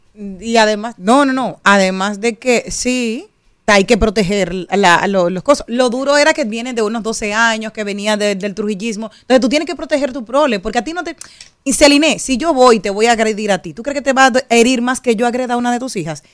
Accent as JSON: {"language": "Spanish", "country": "Dominican Republic", "also_born_or_lived": "Spain"}